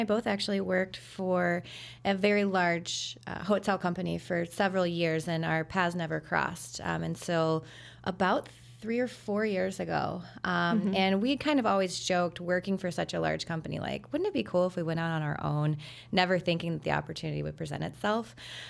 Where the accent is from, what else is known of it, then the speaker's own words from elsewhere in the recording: Charleston, Illinois, United States; I did. Yep. … Born and raised in Charleston, Illinois.